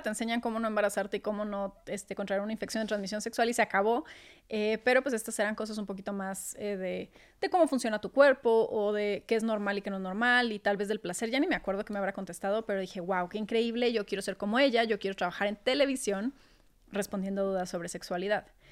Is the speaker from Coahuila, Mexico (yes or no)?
yes; Torreón, Coahuila, Mexico; moved away as an adult; now in Mexico City, Mexico; tener que mudarme para acá, yo siendo de Torreón